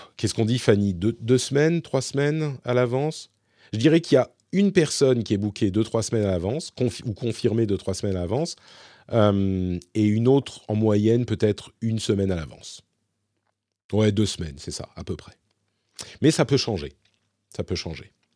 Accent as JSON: {"language": "French", "town": "Paris", "region": "Île-de-France", "country": "France", "moved": "as an adult", "lives_now": "Finland", "said": "je suis français, je suis parisien, je vis ici en Finlande"}